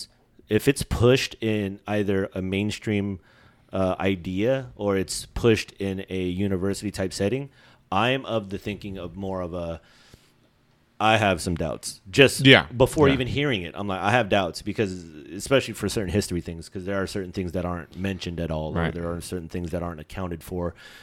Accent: Philippines; because I'm Filipino, right? I'm not born in the Philippines

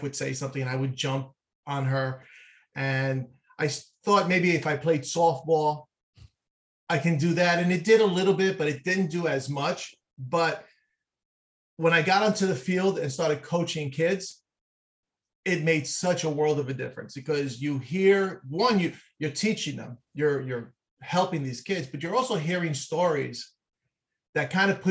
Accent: New York City, New York, United States; I grew up in Manhattan, in the city, not a lot of green space

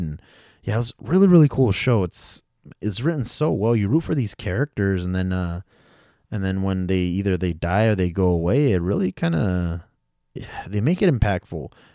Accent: United States; I say we as an American, 'cause I consider myself an American

